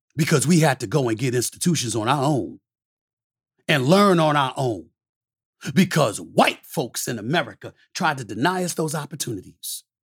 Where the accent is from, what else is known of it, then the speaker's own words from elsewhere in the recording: New York City, New York, United States; growing up in Hollis, Queens, New York